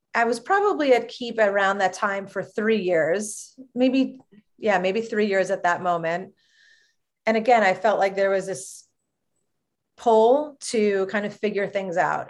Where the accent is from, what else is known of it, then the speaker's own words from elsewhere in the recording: Long Island, New York, United States; I grew up on Long Island, New York